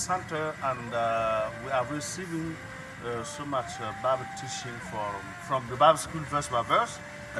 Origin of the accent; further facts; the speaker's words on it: Dori, Sahel, Burkina Faso; I'm from Dori in the north.